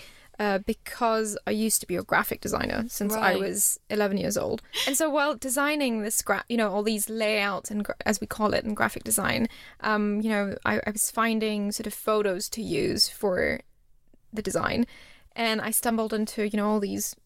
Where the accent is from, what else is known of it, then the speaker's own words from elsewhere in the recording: Singapore; moved away as an adult; also born or lived in India / Edinburgh; now in London, United Kingdom; having been brought up in Singapore